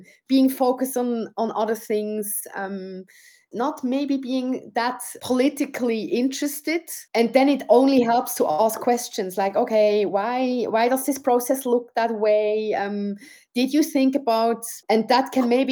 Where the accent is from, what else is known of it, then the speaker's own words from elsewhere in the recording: Switzerland; being brought up in Switzerland, where I could choose my path